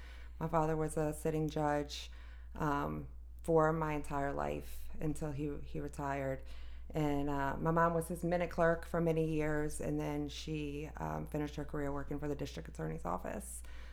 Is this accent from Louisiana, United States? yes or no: yes; New Orleans, Louisiana, United States; moved away as an adult; also born or lived in Richmond, Virginia; I'm born and raised in New Orleans, Louisiana.